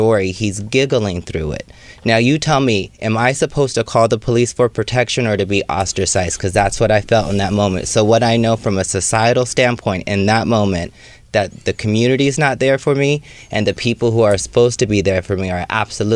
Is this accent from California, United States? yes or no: yes; Sacramento, California, United States; also born or lived in Oakland / San Francisco; now in Los Angeles, United States; I'm from Sacramento, but most of my stopping was in Oakland and or San Francisco